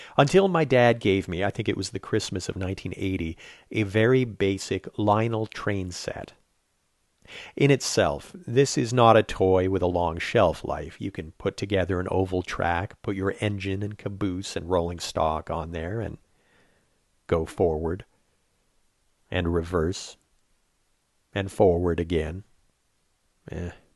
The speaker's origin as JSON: {"language": "English", "town": "Saint-Jean-sur-Richelieu", "region": "Quebec", "country": "Canada", "tie": "born or raised there", "first_language": "English", "said": "being an English speaker in Saint-Jean"}